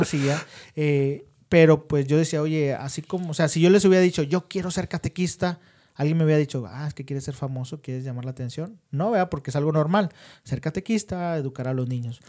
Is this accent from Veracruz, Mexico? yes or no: no; Monterrey, Nuevo León, Mexico; La mayoría sí somos de Monterrey